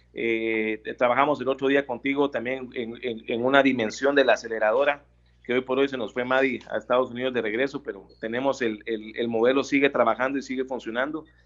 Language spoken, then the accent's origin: Spanish; Guatemala; como guatemaltecos